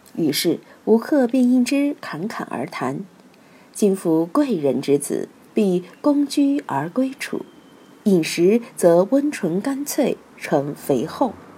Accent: Sichuan, China; 我们四川人却是味道不重就吃不下饭

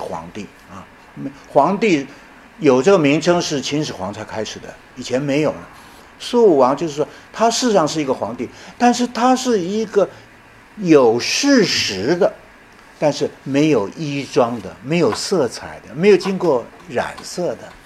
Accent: Taiwan; also born or lived in Chenxi, Hunan (birthplace) / Yilan County, Taiwan (secondary school) / Tiantai, Zhejiang (ancestral); 后来我大学毕业以后，当了一年兵，我们台湾人都要当兵啊，年轻人都要当兵啊

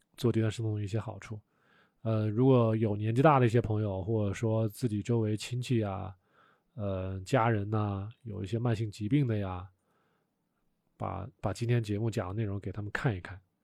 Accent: Wuhan, Hubei, China; 我以前小时候在武汉长大的

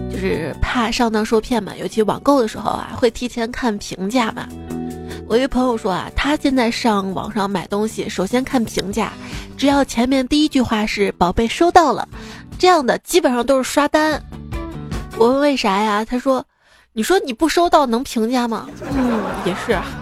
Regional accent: the North, northern China, China; 我们生活在北方

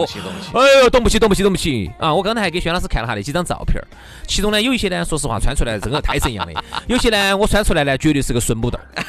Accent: China

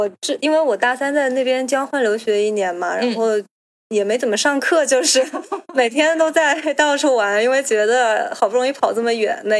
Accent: China; 或者说至少不像我们中国人这样子，会从小学、初中、高中，对吧？

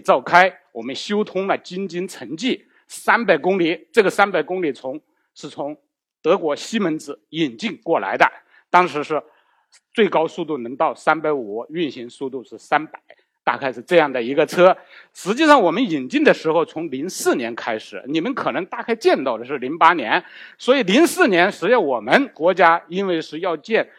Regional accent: China; 我们中国人不习惯用四

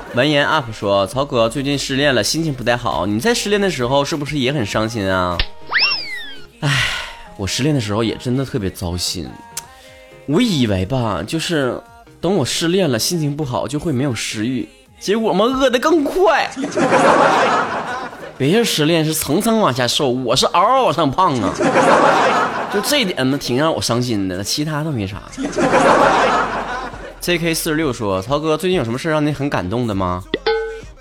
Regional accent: Northeast China, China; 我是东北人

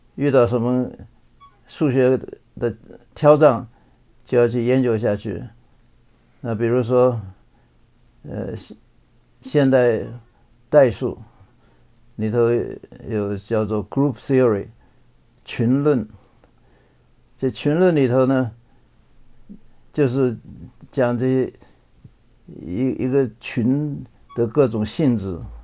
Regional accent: Chongqing, China; moved away as an adult; also born or lived in Beijing / Taiwan; now in California, United States; 从小是在北京出生的，后来抗战的时候到了重庆，呃，在重庆南开中学毕业

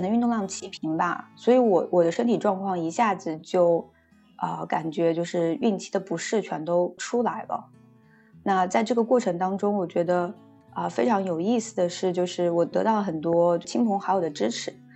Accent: a small mountain village in Zhejiang, China; moved away as an adult; also born or lived in Beijing / Shanghai; now in Ottawa, Canada; 我出生在浙江的一个小山村，然后目前和我的先生一起居住在加拿大首都渥太华

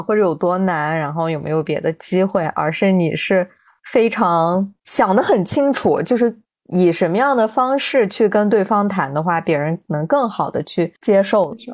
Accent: Xinjiang, China; 对于我们新疆人来说

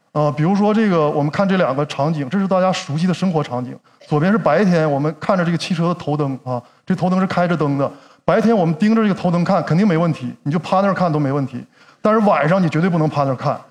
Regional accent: Changchun, Jilin, China; 我是长春人啊

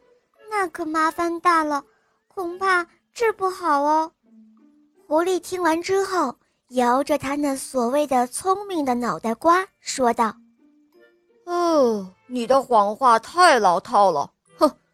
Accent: Hohhot, Inner Mongolia, China; 我来自内蒙古呼和浩特市，我今年七岁了

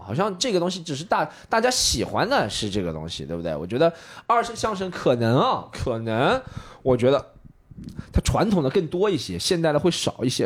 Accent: Shanghai, China; 我作为一个上海人

